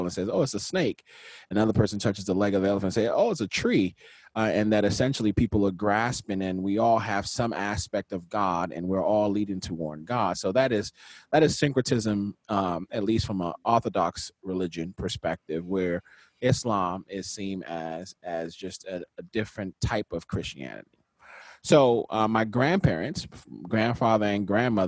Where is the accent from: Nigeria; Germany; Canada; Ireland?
Nigeria; moved away; also born or lived in Washington, D.C., United States; I was born in Washington, D.C., raised in Nigeria for about 10 years